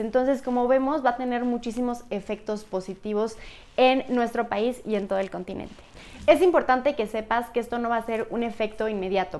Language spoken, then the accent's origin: Spanish; Hidalgo, Mexico; yo soy de Hidalgo, me he dedicado mucho a promover mi estado